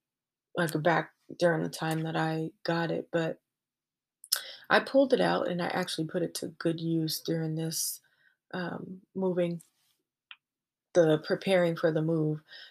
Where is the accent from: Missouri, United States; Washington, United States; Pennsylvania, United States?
Washington, United States; Seattle; moved away as an adult; also born or lived in California; Washington is home. Seattle, Washington